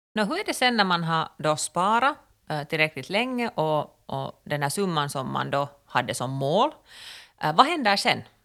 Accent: Finland; som finländare

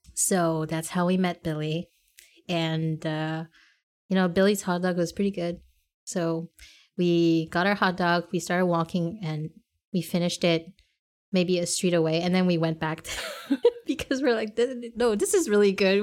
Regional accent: Montreal, Quebec, Canada; we said Montreal.

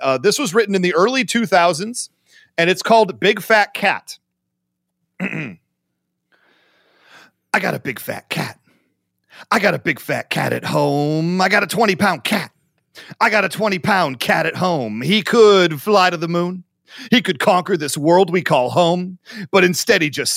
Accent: Livonia, Michigan, United States; also born or lived in Ohio; it's the Livonia Mall in Livonia, Michigan, my hometown

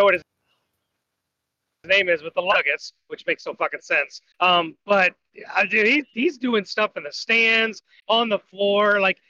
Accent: Ohio, United States; growing up in Ohio, went to school at Ohio State.

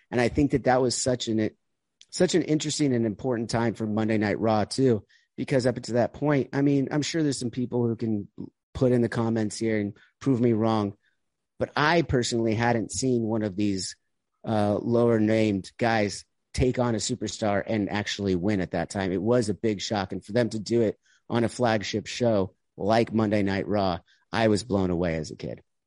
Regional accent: United States

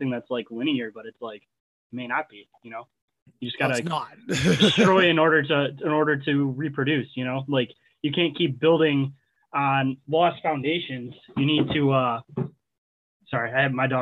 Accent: Michigan, United States; I'm from Michigan

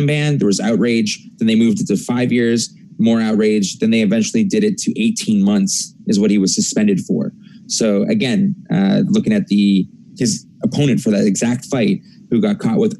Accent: Canada

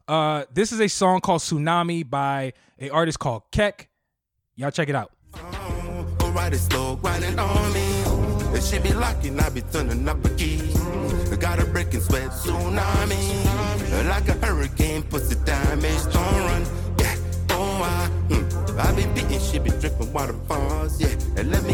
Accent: United States; I was born in America, sir.

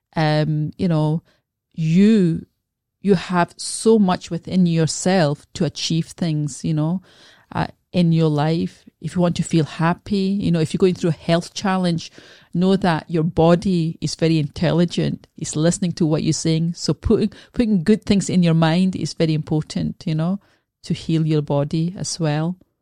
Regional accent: Scotland, United Kingdom; also born or lived in Glasgow; I was born in Scotland, so I, I live in Glasgow

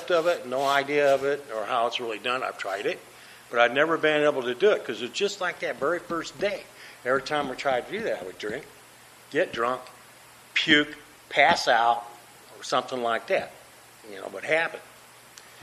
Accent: Des Moines, Iowa, United States; moved away; I grew up in Des Moines, Iowa. That's where I was raised, and that's where I grew up

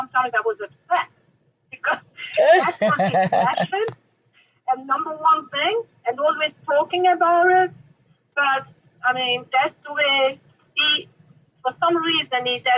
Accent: Portugal; now in United States; I came from Portugal.

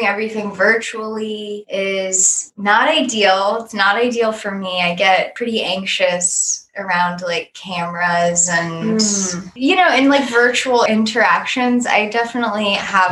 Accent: Northern Virginia, United States; also born or lived in California; now in Richmond, United States; I grew up in Virginia. I'm from Nova, Northern Virginia, along with Sky.

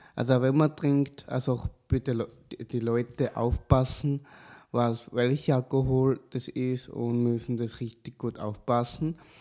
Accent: Kapfenberg, Styria, Austria; now in Leoben, Austria; Ich komme aus Kapfenberg, ich wohne auch in Leoben

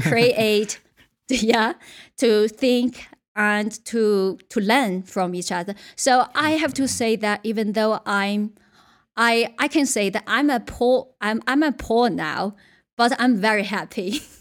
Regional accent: Yunnan, China; English is a second language; moved away as an adult; also born or lived in Beijing / United Kingdom; my hometown, uh, is a very, very small boat town in Yunnan, where belongs to one of China's less developed regions

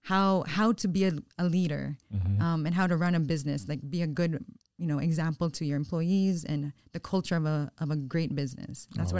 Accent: Cebu, Central Visayas, Philippines; also born or lived in Florida, United States; Growing up in Florida, it was, you know, I would say it's very different compared to growing up in Cebu.

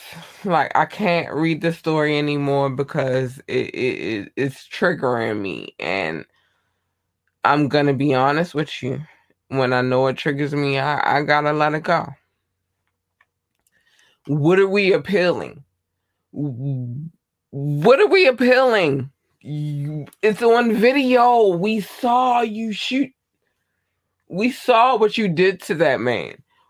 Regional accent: Baltimore, Maryland, United States; I'm from Baltimore. I'm from Baltimore, Maryland. That's where I am. The United States, Baltimore, Maryland.

